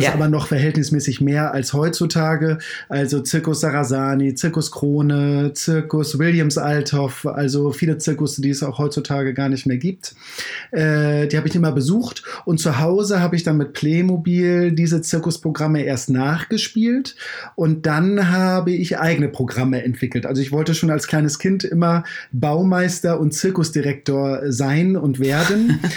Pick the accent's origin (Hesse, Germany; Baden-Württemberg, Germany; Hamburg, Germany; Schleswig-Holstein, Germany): Schleswig-Holstein, Germany; Kiel; Ich komme komm ja aus Kiel. Ähm, äh, in der Harmsstraße bin ich groß geworden.